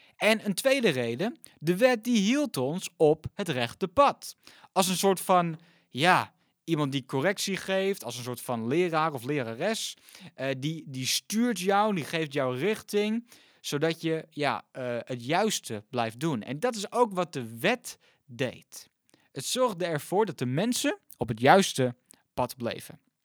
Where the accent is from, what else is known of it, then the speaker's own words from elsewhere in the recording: Netherlands; ons als Nederlanders